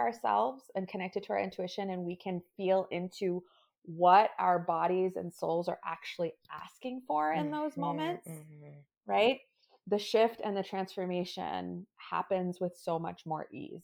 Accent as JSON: {"language": "English", "region": "New York", "country": "United States", "said": "I'm a New Yorker. I'm a first generation daughter of an immigrant family. My parents immigrated here from India."}